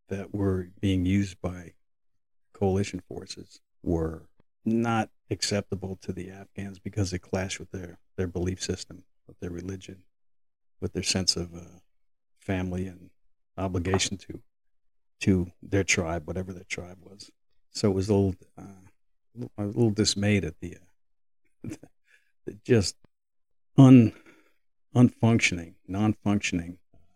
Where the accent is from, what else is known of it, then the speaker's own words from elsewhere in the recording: New York City, New York, United States; As I grew up in New York City